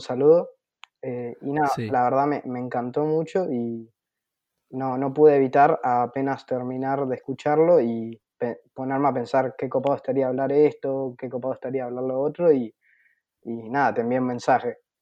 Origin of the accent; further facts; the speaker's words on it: Buenos Aires, Argentina; tengo 18 años, soy de Buenos Aires, Argentina.